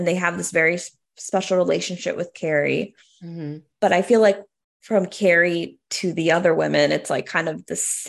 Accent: Boston, Massachusetts, United States; being from Boston

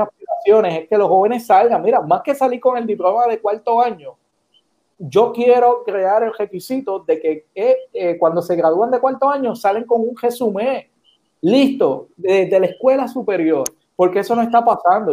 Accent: Puerto Rico; now in San Juan, Puerto Rico; soy un joven, y aquí está, puertorriqueño

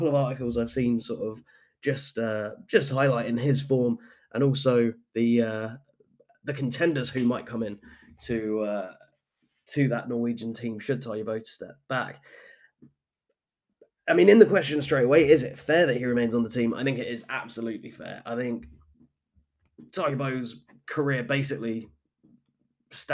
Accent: United Kingdom; moved away; my home country. This is … in the UK

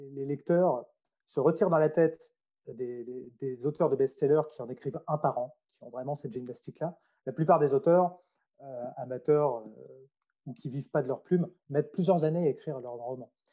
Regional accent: Troyes, Grand Est, France; moved away as an adult; also born or lived in Strasbourg / Nancy / Lyon / Australia; je suis né à Troyes, c'est une ville qui se trouve, on va dire, entre Paris et Nancy

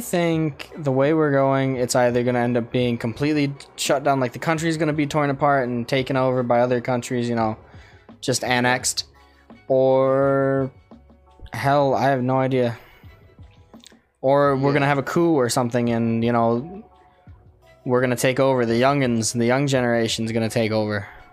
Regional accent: United States; we're American

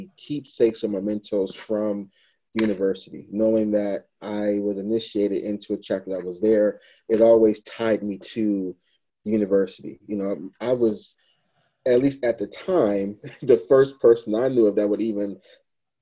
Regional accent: Detroit, Michigan, United States; I was born and raised in Detroit, Michigan

